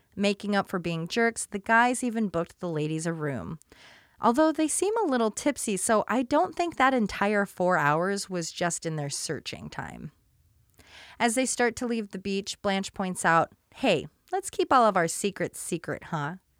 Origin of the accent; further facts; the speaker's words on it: Portland, United States; I grew up in Portland